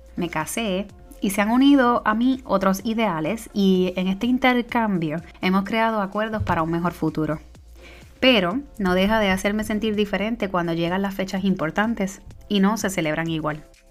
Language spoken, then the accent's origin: Spanish; Puerto Rico; moved away as an adult; now in United States; yo soy la boricua fuera de la isla